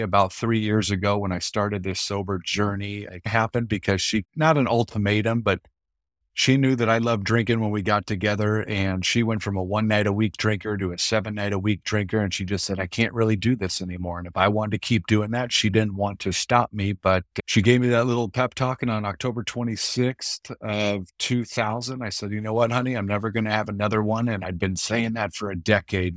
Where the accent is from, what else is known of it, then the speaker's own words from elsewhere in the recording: Mesa, Arizona, United States; I grew up out here in East Mesa, Phoenix, Arizona